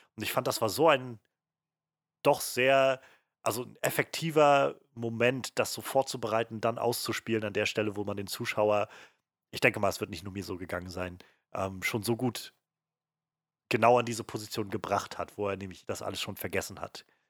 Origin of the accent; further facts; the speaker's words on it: Germany; uns als Deutsche